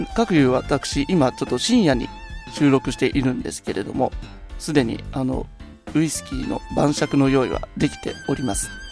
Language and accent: Japanese; Aichi, Japan; 私の地元愛知